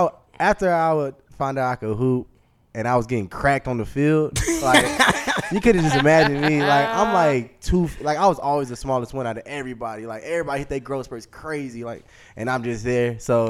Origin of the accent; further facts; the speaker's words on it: Texas, United States; In Texas, like, hot.